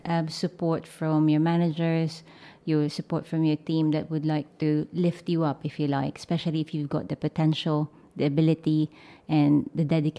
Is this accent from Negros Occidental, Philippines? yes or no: no; Manila, Metro Manila, Philippines; moved away as an adult; now in Wiltshire, United Kingdom; So I identify as a Filipina. I'm from Manila, Philippines. Growing up, it's a mix of Filipino and American culture with a little bit of Chinese, because my grandmother is half Chinese, half Filipino.